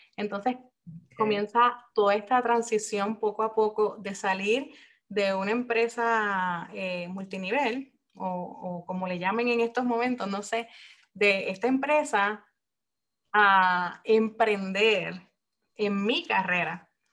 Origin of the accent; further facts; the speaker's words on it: Puerto Rico; moved away as an adult; now in Japan; soy puertorriqueña, pero soy esposa militar y en este momento estoy residiendo en Japón